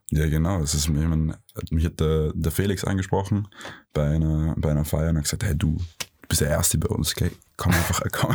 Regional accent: Vienna, Austria; Ich bin, ich bin also gebürtiger Wiener. Mhm. Ich bin halb Wiener, ähm, aber auch äh, halb Ägypter

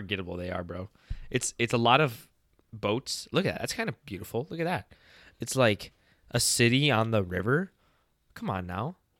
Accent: Wisconsin, United States; we're from Wisconsin

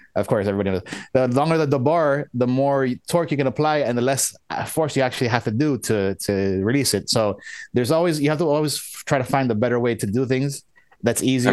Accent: United States; I was born in the U.S.

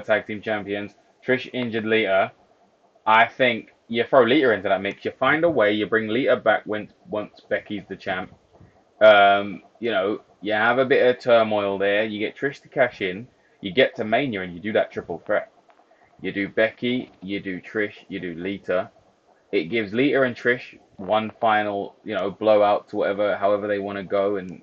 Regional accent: United Kingdom; We're British

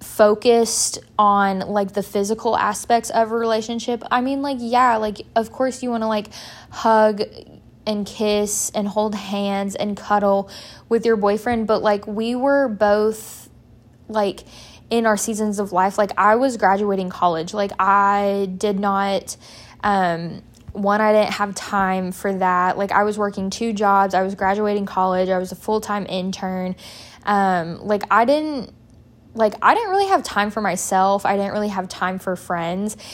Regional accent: Murfreesboro, Tennessee, United States; moved away as an adult; also born or lived in Wisconsin; I did a summer internship specifically in Murfreesboro, one, because it was my hometown

